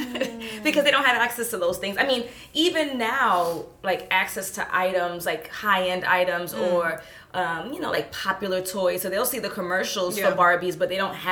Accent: New York City, New York, United States; accent: New Yorker, Brooklynite; I grew up in Brooklyn, New York, specifically Crown Heights. And both of my parents are from the Caribbean. They're from St. Vincent and the Grenadines, and they immigrated the year before I was born.

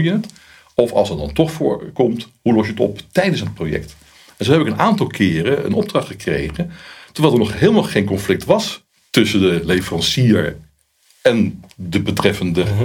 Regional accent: Netherlands; ik ben ook een Hollander

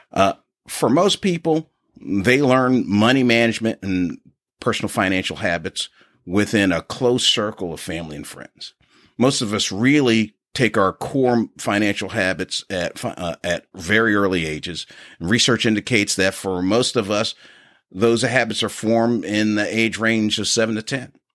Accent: Philadelphia, Pennsylvania, United States; now in Memphis, United States; I grew up in Philadelphia, Pennsylvania, and now reside in the Memphis area

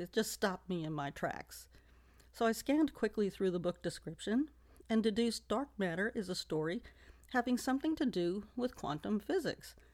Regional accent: New York City, New York, United States; I was born and raised in New York City

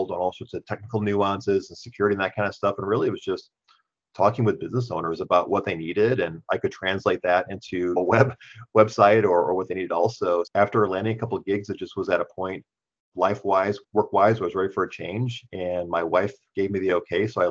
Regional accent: Wisconsin, United States; moved away as an adult; now in Grand Rapids, United States; I'm from Wisconsin originally

